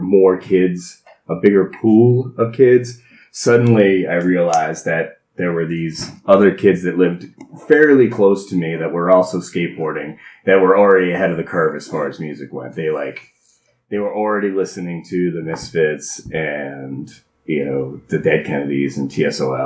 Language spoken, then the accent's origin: English; Warwick, Rhode Island, United States; I grew up in Warwick, Rhode Island, in the Buttonwood